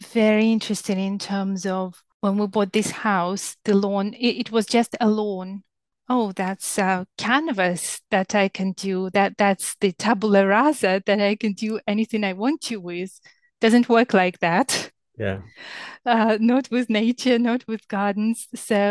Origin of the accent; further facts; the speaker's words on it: southern Ukraine, Ukraine; now in England, United Kingdom; I'm from Ukraine and I live in England, and where I grew up in the south of Ukraine